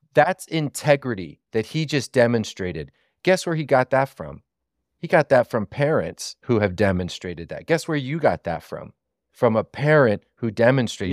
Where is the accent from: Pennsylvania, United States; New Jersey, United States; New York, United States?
Pennsylvania, United States; Southeast; I'm from Southeast Pennsylvania